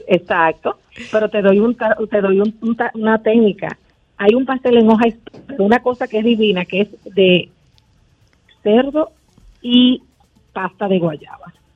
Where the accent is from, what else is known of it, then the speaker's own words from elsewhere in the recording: San Juan de la Maguana, San Juan, Dominican Republic; Yo soy de San Juan de la Maguana